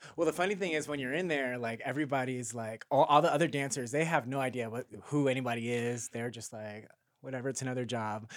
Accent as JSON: {"language": "English", "town": "Carson", "region": "California", "country": "United States", "said": "I am from Carson, California"}